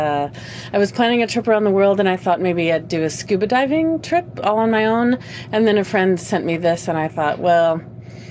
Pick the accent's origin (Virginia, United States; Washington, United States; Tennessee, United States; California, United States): Washington, United States; Seattle; I come from Seattle, Washington in the U.S.